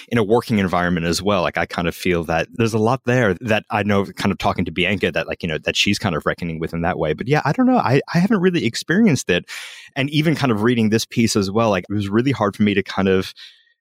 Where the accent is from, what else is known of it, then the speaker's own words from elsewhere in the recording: United States; now in Australia; as an American, it's a real interesting mix